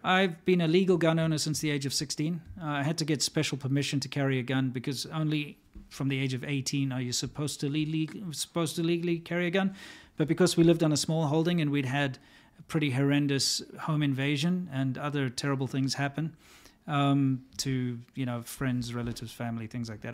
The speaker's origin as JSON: {"language": "English", "country": "United States", "tie": "born or raised there", "said": "as an American who grew up"}